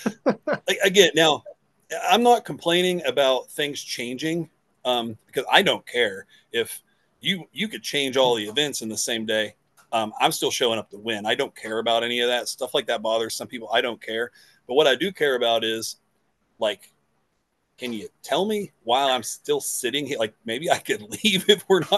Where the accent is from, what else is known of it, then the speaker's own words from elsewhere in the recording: West Virginia, United States; I'm from West Virginia.